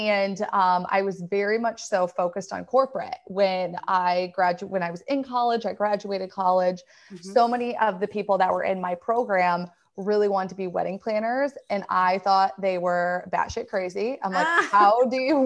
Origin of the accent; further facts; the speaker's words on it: Michigan, United States; I lived in Michigan, born and raised in Michigan